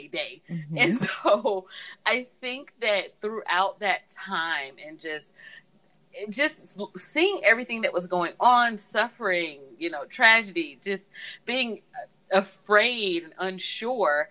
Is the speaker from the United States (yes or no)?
yes; Southeast, United States; moved away as an adult; now in Iowa, United States; I'm from the South, Southeast